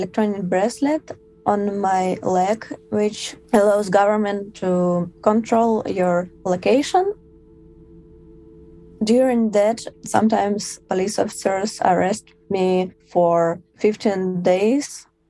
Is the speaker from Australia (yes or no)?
no; Moscow, Russia; I'm 25 years old. I'm from Moscow.